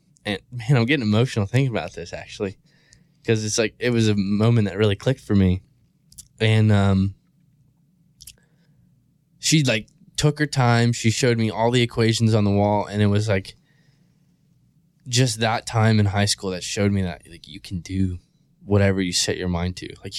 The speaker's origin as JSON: {"language": "English", "region": "Maryland", "country": "United States", "tie": "born or raised there", "said": "It's like really small state on the East Coast. I grew up in Cecil County. Which we call Cecil Tucky. A lot of people, you know, it's just like a small redneck town, really."}